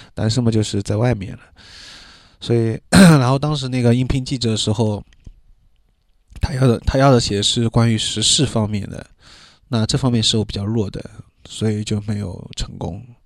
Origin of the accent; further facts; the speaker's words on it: Shanghai, China; accent: Shanghainese; 我当时在里面说上海话又显得很尴尬